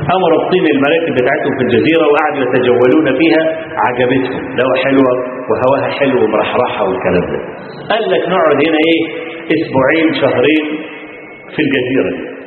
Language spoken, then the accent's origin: Arabic; Kafr El Sheikh Governorate, Egypt; عندنا في كفر الشيخ في عندنا في المحافظه